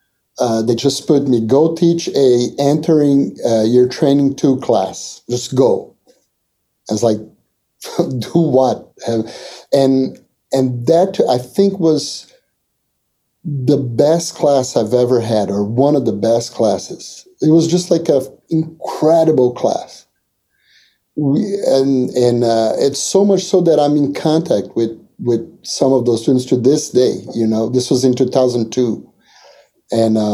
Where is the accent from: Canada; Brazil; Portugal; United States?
Brazil; moved away as an adult; I'm from Brazil